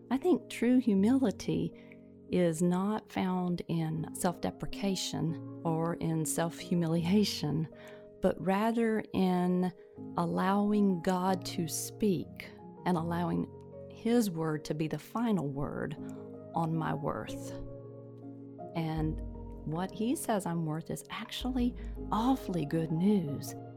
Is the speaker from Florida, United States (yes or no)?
no; Tennessee, United States; also born or lived in Mississippi / Alabama / Virginia / Michigan; now in North Carolina, United States; born and reared in Tennessee and have l, lived in Tennessee, Mississippi, Alabama, Virginia, Michigan, and finally North Carolina.